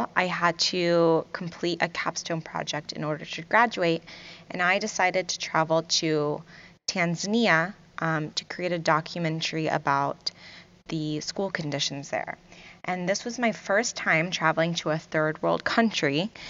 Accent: Virginia Beach, Virginia, United States; also born or lived in Kuwait; You know, I grew up in Virginia Beach, Virginia, and originally I'm from Kuwait.

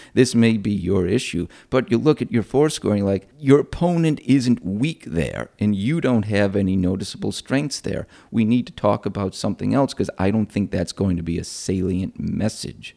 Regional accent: Rochester, New York, United States; moved away; I'm actually from upstate New York. I'm from Rochester.

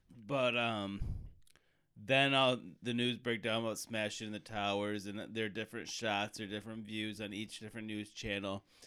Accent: United States; as a American

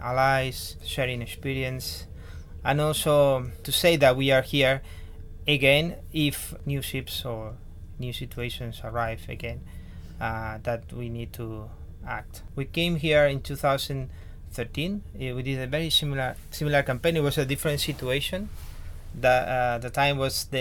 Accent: Spain; I'm from Spain.

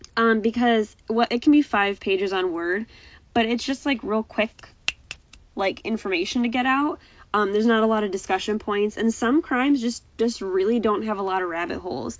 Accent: United States; I'm very American in the sense that I understand the state, county, city, village type structure

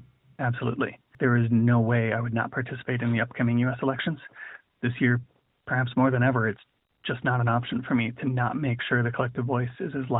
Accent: Midwest, United States; moved away as an adult; now in London, United Kingdom; I am a privileged middle-aged, middle-class white dude who grew up in a relatively standard and stable Midwestern American family.

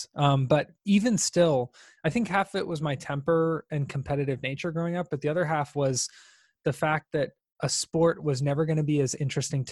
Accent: Tampa, Florida, United States; I'm from Tampa, where I live now

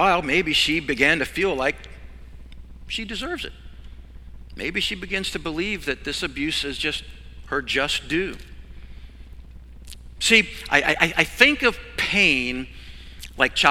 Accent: Virginia, United States; I grew up in Virginia on a farm.

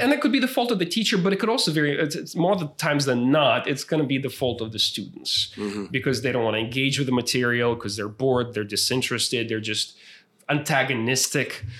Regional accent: San Marcos, Texas, United States; moved away as an adult; also born or lived in San Antonio; not only is this my hometown

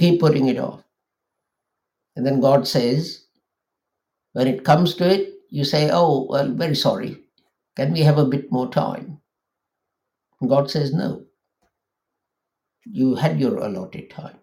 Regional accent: Lahore, Punjab, Pakistan; moved away; I come from Pakistan and we used to live in a place called Lahore, a big city.

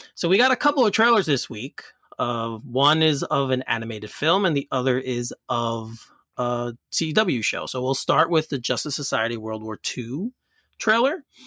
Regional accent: Elmont, New York, United States; my hometown of Elmont, New York

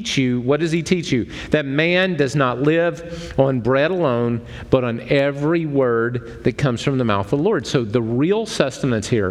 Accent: United States; I'm an American.

